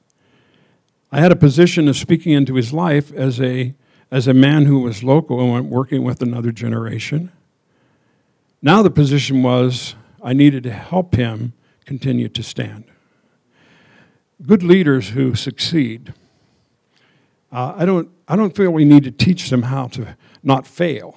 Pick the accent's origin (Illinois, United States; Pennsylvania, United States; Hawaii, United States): Pennsylvania, United States; Endless Mountains; I was born in the Endless Mountains in Pennsylvania.